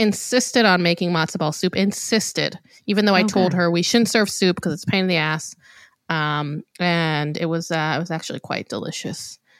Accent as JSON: {"language": "English", "country": "Israel", "tie": "born or raised there", "moved": "yes", "said": "I was trying really hard to eat kosher for Passover because I actually always have growing up in Israel."}